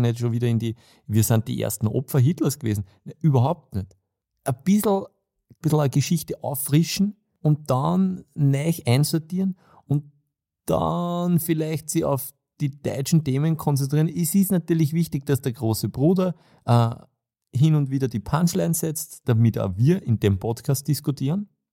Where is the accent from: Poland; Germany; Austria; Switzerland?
Austria; gerade als Österreicher